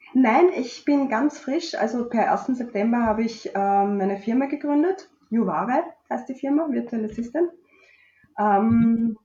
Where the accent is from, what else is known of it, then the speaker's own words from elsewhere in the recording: Strasshof an der Nordbahn, Lower Austria, Austria; Aus Niederösterreich, also genauer gesagt aus Straßhof.